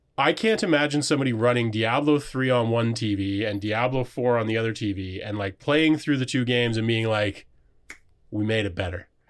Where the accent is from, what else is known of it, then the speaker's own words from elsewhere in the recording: Waterford, Ontario, Canada; I grew up in Waterford. Ontario